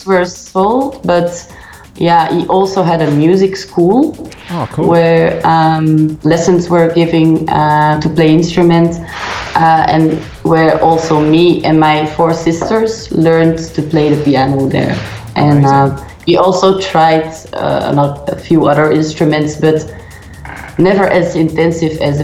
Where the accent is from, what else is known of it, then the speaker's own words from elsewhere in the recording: Belgium; I am from Belgium